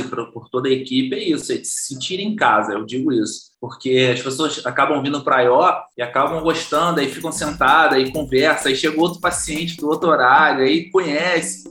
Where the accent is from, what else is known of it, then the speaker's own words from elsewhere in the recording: Valença, Rio de Janeiro, Brazil; sou natural de Valença, interior do Rio de Janeiro